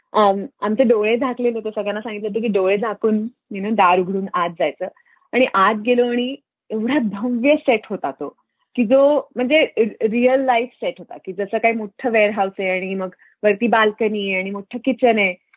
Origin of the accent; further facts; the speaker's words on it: Solapur, Maharashtra, India; moved away as an adult; now in Fremont, United States; सोलापूरला आम्ही सोलापुरात वाढले